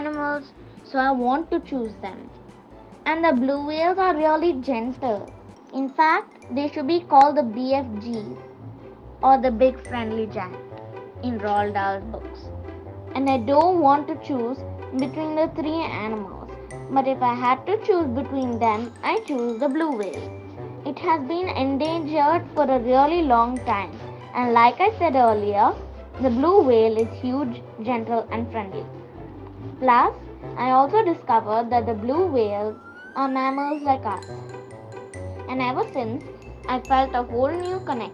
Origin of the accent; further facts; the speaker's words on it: Chennai, Tamil Nadu, India; I am 9 years old and I am from Chennai, India.